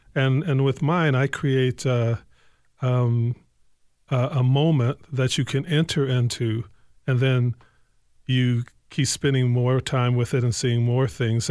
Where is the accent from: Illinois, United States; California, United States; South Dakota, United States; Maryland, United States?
Illinois, United States; Evanston; also born or lived in Lowertown, Saint Paul; now in Saint Paul, United States; I'm from Evanston, Illinois, uh, uh, so, uh, some people would like to say Chicago, but I'm from Evanston proper.